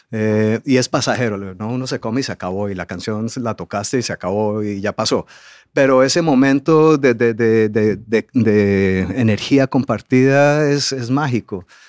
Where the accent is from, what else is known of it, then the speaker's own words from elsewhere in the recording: Colombia; moved away; also born or lived in England; yo viví 24 años en Inglaterra y desde que me fui para allá no veía el momento de regresar a Colombia